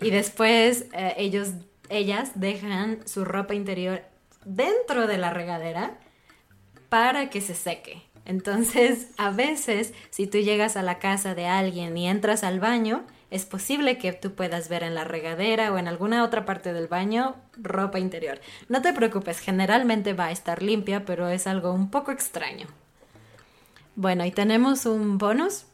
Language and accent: Spanish; Mexico; como mexicana